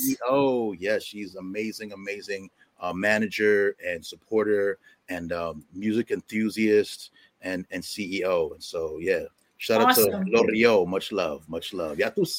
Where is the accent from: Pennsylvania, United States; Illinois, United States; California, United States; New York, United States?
New York, United States; New York City; first language English; also born or lived in Bronx, New York City / Harlem, New York City; I'm from New York City, born and raised. I grew up in Queens, was born in the Bronx, and I live in Harlem now.